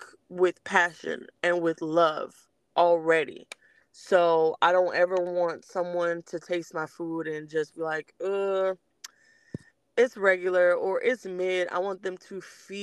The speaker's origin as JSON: {"language": "English", "town": "Los Angeles", "region": "California", "country": "United States", "also_born_or_lived": "Belize", "moved": "yes", "lives_now": "Georgia, United States", "said": "I'm originally from Los Angeles, California"}